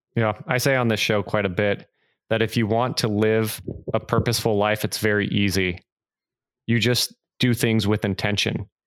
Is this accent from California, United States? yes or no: yes; California, United States; growing up in California